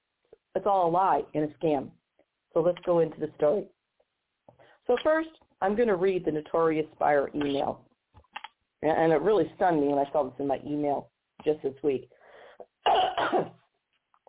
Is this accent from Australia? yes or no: no; Missouri, United States; my home state of Missouri